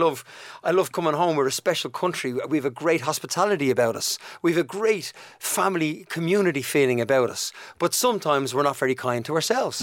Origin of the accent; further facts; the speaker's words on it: Dublin, Leinster, Ireland; accent: Dublin; moved away as an adult; also born or lived in United Kingdom; Shane and I grew up in Donnamid.